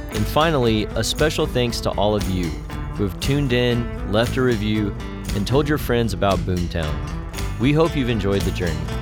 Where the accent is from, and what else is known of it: West Texas, United States; born or raised there; moved away